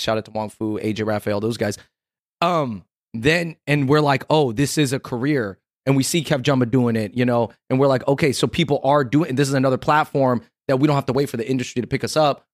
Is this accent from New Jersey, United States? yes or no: no; Kent, Washington, United States; moved away as an adult; also born or lived in Los Angeles; now in New York, United States; we grew up in South Seattle, Kent, Washington, and then we moved to L A after college